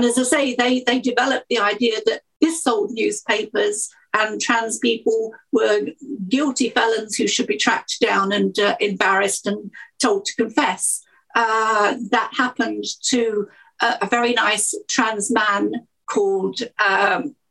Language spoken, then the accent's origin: English; Essex, East of England, United Kingdom; I was born in Essex, about 5-10 miles outside of London